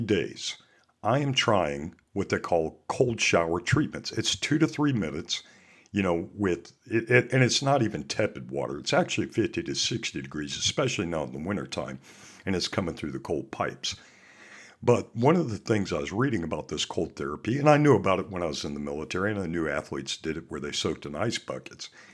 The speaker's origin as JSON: {"language": "English", "region": "Montana", "country": "United States", "also_born_or_lived": "Alaska", "said": "I'm from Montana, and I also worked up in Alaska."}